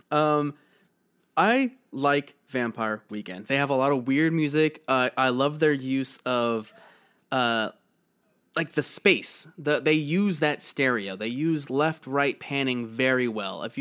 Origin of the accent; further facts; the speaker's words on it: New Jersey, United States; My family is from Eastern Europe, and I grew up in New Jersey